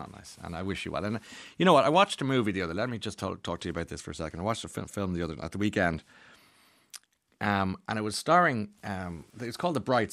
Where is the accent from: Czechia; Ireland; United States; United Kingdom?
Ireland; as Irish people